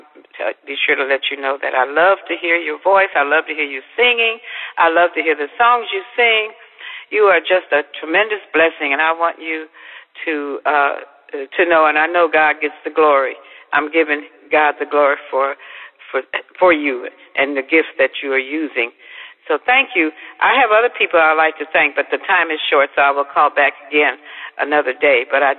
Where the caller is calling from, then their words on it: Arkansas, United States; I'm calling from Arkansas.